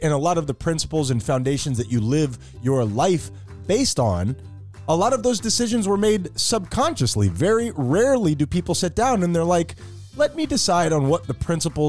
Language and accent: English; Nicaragua; I'm from Nicaragua, Tyler.